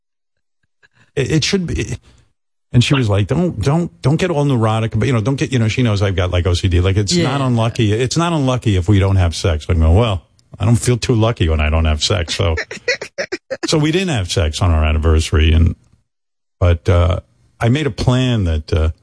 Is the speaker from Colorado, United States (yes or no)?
no; New York, United States; where I grew up in New York